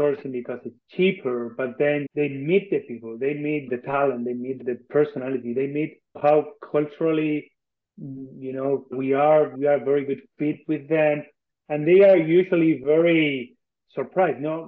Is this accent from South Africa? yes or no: no; Argentina; moved away as an adult; I'm from Argentina. I was born and raised here. I spent some time abroad, but then I came back.